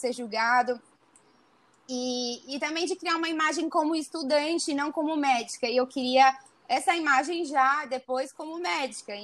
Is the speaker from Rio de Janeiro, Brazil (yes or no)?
no; Araçatuba, São Paulo, Brazil; Eu tinha amigas da minha cidade aqui do interior, que eu sou do interior de Araçatuba